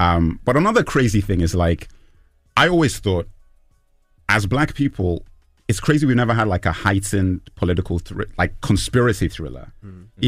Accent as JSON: {"language": "English", "region": "Lagos", "country": "Nigeria", "tie": "born or raised there", "also_born_or_lived": "London", "said": "I'm Nigerian, but grew up in Lagos and London"}